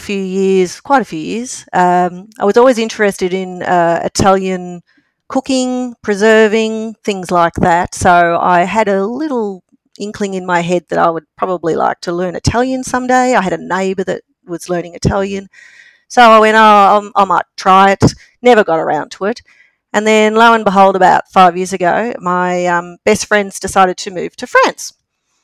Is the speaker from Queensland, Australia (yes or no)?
no; Melbourne, Victoria, Australia; I grew up in Melbourne in the southeastern suburbs in Berwick or around